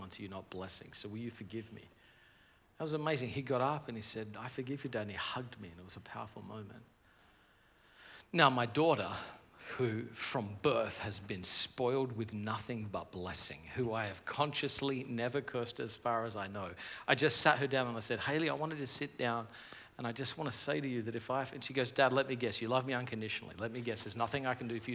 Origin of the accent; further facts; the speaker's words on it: Australia; now in United States; I live in America, but I'm from Australia